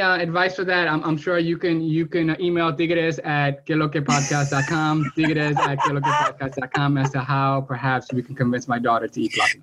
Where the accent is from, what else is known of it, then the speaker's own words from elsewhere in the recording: New York City, New York, United States; moved away as an adult; now in Miami, United States; I'm also, you know, a transplant to Miami. I'm a born and raised in Washington Heights